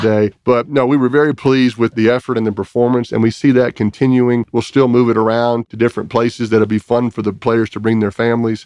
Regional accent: New Orleans, Louisiana, United States; moved away; the house where I grew up in New Orleans

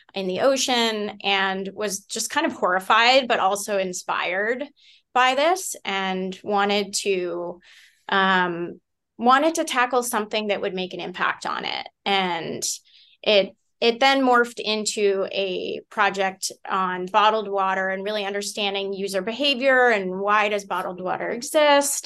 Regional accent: Concord, Massachusetts, United States; I grew up in the Boston area

